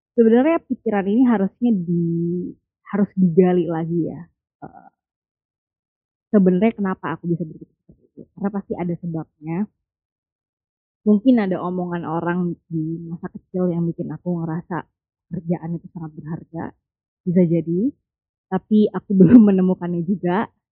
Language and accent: Indonesian; Java, Indonesia; aku orang Jawa